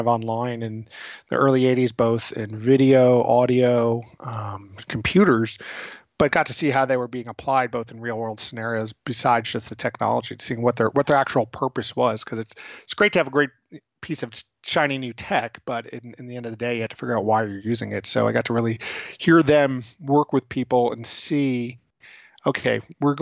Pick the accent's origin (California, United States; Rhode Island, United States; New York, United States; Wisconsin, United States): New York, United States; New York City; I was born in New York City. I'm born and raised.